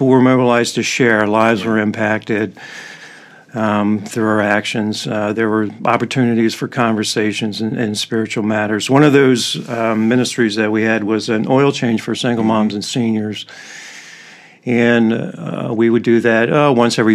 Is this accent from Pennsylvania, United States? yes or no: yes; Lancaster, Pennsylvania, United States; moved away as an adult; now in Wooster, United States; I grew up in Lancaster, Pennsylvania.